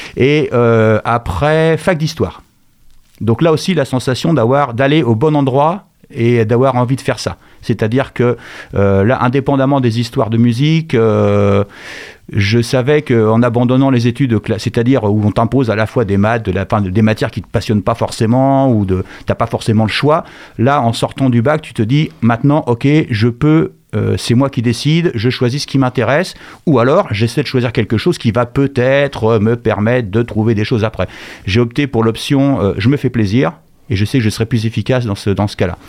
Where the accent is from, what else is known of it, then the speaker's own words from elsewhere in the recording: Angers, Pays de la Loire, France; also born or lived in Bourges; je suis né à Bourges en 1964 et je suis arrivé à Angers en 1970.